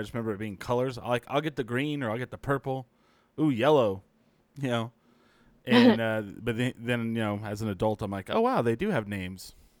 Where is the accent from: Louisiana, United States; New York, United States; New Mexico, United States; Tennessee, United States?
New Mexico, United States; we're from New Mexico